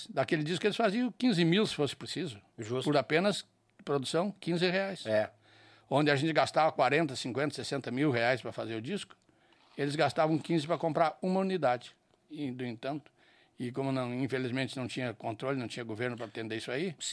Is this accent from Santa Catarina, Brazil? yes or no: no; Bom Jesus, Rio Grande do Sul, Brazil; moved away as an adult; now in Porto Alegre, Brazil; eu sou natural de Bom Jesus, lá nos Altos Planos de Ei, cima da baridade. serra.